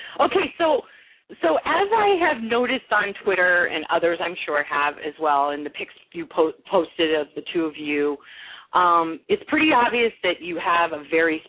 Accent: California, United States; because I'm from California.

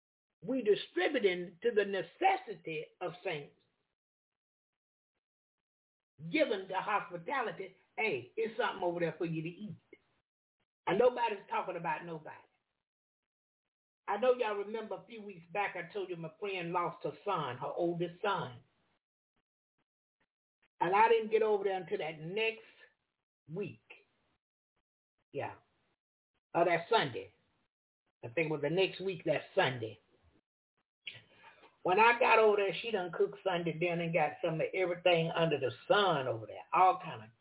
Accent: the South, United States; I'm from the South.

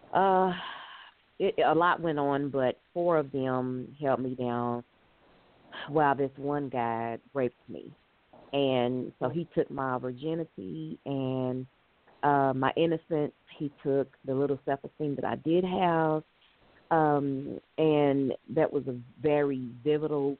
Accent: Louisville, Kentucky, United States; I was born and raised in Louisville, Kentucky

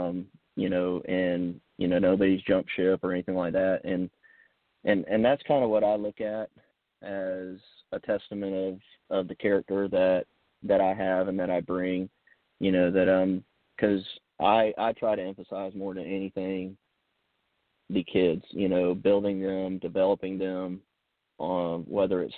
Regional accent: Somerville, United States; I grew up in Somerville, you know, I've always been around the Stratoma Club

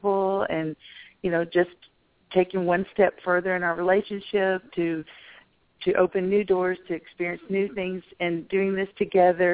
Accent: Memphis, Tennessee, United States; moved away; until I had moved away from Memphis and lived in another country

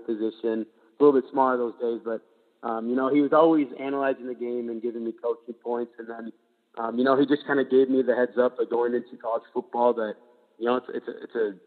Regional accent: Minnesota, United States; I've been living here for 22 years

